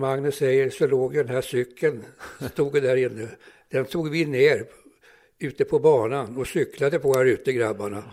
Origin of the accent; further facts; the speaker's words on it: Stockholm, Stockholm County, Sweden; Jag, jag växte upp här på Södermannagatan 64